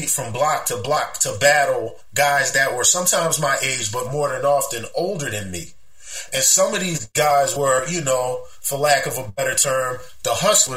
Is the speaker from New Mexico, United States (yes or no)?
no; Philadelphia, Pennsylvania, United States; I grew up in the Cobb Creek section of West Philadelphia, born and raised